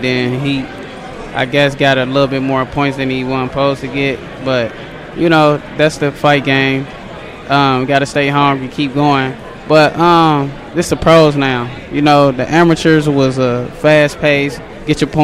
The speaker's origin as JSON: {"language": "English", "town": "Cincinnati", "region": "Ohio", "country": "United States", "tie": "born or raised there", "said": "I was training in Cincinnati first"}